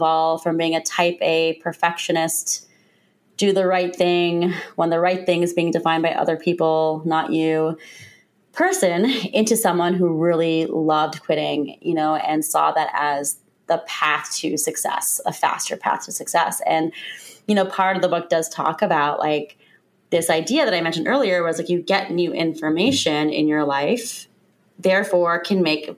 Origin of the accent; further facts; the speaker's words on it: Lima, Ohio, United States; moved away as an adult; also born or lived in Cincinnati, Ohio / New York City / Chicago / Washington, D.C.; now in Seattle, United States; I'm from Lima